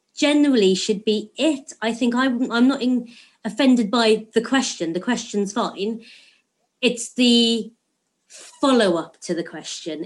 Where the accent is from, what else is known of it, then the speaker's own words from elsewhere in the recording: London, United Kingdom; I'm born and brought up in London